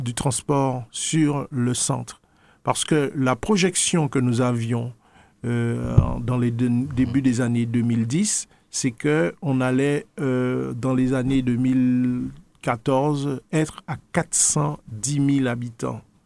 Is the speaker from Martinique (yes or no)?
yes; Martinique; nous sommes Martiniquais